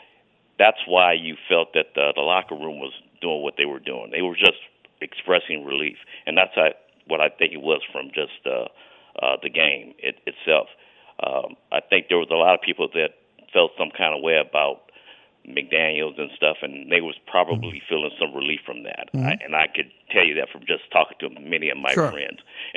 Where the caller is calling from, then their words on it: Virginia, United States; Hey, I'm here from Virginia. I was at the game on Sunday, and I'll be at the game next Sunday against the Jets.